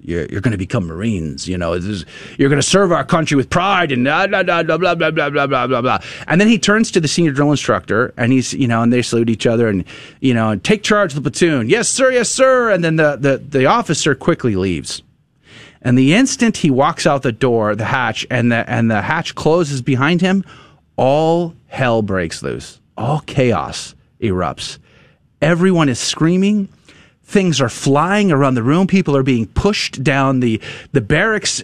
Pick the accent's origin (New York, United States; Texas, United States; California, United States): Texas, United States; San Antonio; I grew up in San Antonio, most Hispanic city in, in America